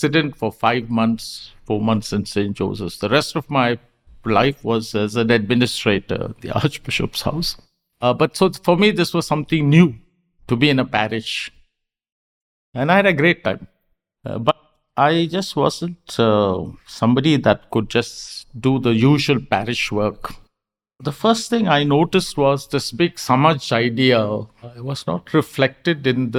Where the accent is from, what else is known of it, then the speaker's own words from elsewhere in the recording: Karnataka, India; I was from Karnataka